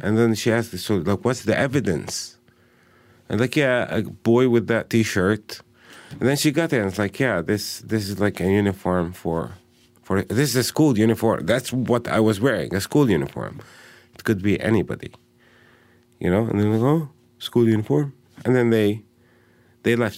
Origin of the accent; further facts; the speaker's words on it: Bethlehem, West Bank, Palestine; I, uh, was born and raised in Bethlehem